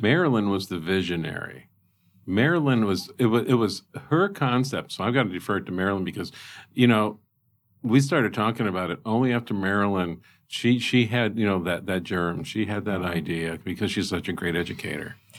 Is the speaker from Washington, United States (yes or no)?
no; South Bend, Indiana, United States; moved away as an adult; now in Lincoln, United States; South Bend, sorry, you're my hometown, but Lincoln, Lincoln's truly home